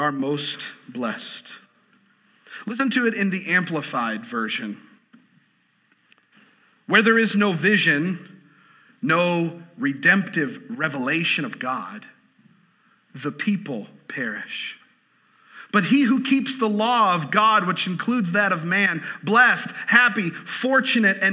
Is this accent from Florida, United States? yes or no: yes; Southwest Florida, United States; I grew up in Southwest Florida, so I grew up going to Disney World a lot